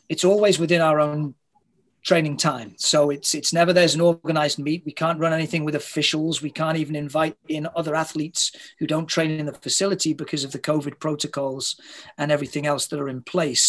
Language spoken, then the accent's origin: English; United Kingdom; moved away as an adult; now in Toronto, Canada; I'm not a Canadian, I'm a Brit